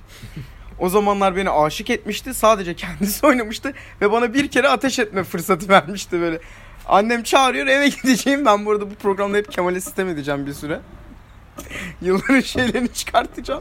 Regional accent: Turkey; Türküz hepimiz

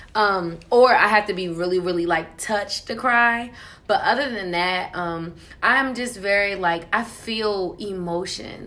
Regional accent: New York City, New York, United States; also born or lived in New Jersey; I'm originally from Queens, New York.

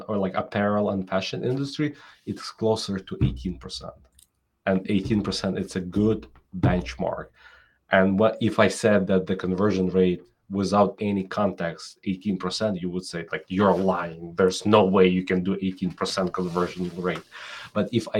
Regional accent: Ukraine; now in New York City, United States; I'm originally from Ukraine

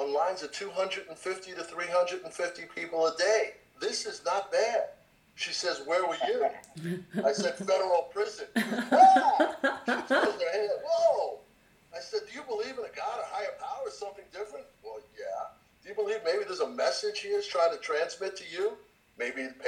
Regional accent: New York, United States; I came from New York.

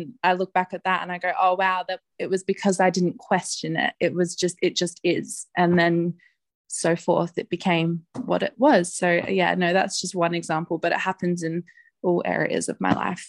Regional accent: South Australia, Australia; I'm from South Australia.

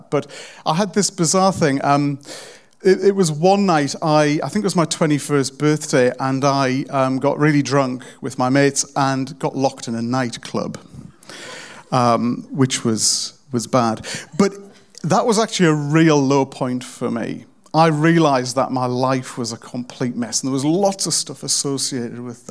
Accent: South Pelaw, North East England, United Kingdom; I'm from the really rough part of a really rough kind of rubbish town in the northeast of England

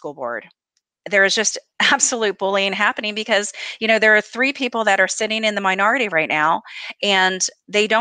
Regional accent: the North, United States; I'm from the North.

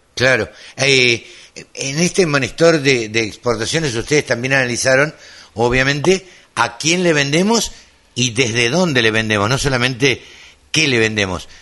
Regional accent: Maipú, Buenos Aires Province, Argentina; Cerca de mi pueblo

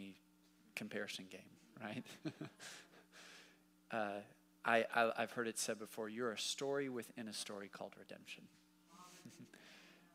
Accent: Dallas, Texas, United States; also born or lived in Waco, Texas; now in Fort Worth, United States; I grew up in Dallas.

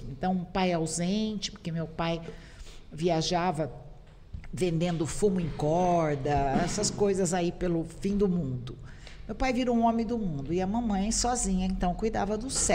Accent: Minas Gerais, Brazil; Sou mineira, terra do queijo.

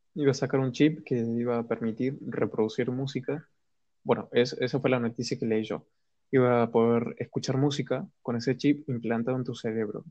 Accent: Argentina; soy de Argentina

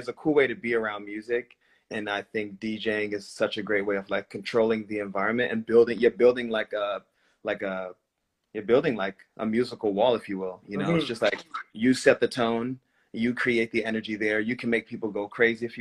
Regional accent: Rhode Island, United States; I grew up in Rhode Island

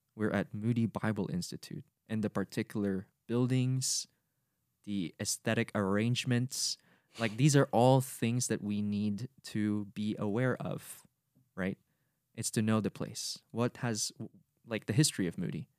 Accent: Cagayan de Oro, Northern Mindanao, Philippines; first language Bisaya; English is a second language; moved away; I'm a Filipino who comes from the Misamis Oriental region, coming from Cagayan de Oro City

